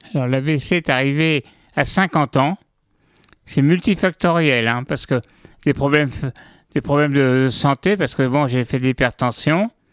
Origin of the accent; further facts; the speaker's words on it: Fresnes, Île-de-France, France; also born or lived in Orsay / Paris / Luxembourg (family origin); je suis né dans le à Fresnes, à côté de la prison